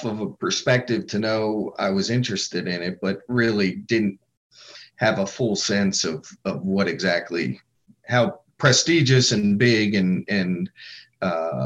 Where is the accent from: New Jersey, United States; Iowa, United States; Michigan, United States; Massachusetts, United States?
New Jersey, United States; now in Maryland, United States; I grew up in New Jersey